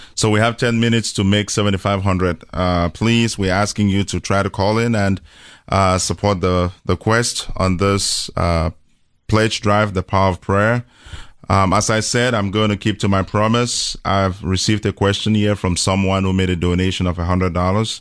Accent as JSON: {"language": "English", "country": "Cameroon", "tie": "born or raised there", "moved": "yes", "said": "born and raised in Cameroon in, uh, Central Africa"}